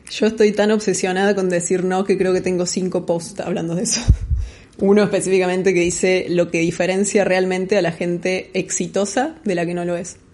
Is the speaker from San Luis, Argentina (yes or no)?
no; Córdoba, Argentina; moved away as an adult; now in Buenos Aires, Argentina; argentina cordobesa, viviendo en Buenos Aires hace seis años aproximadamente